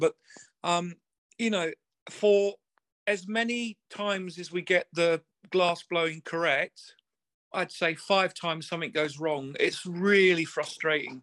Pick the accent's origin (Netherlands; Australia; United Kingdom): United Kingdom; England; I'm English